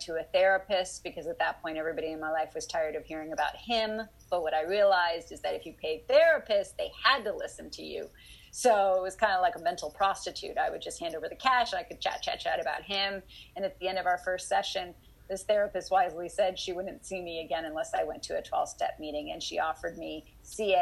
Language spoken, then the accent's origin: English; Dallas, Texas, United States; I grew up in Dallas